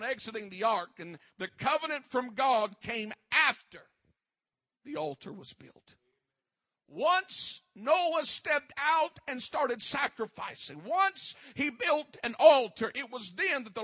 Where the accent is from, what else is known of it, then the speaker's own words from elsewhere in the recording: Westlake, United States; I come from Westlake